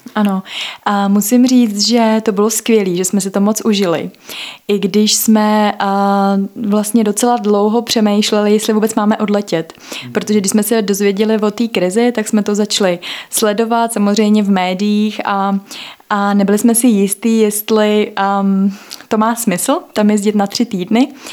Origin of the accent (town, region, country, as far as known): Czechia